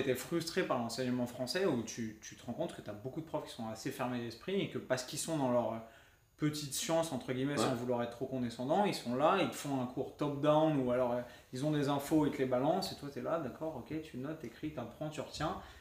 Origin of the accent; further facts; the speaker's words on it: France; parce qu'on est français, on est râler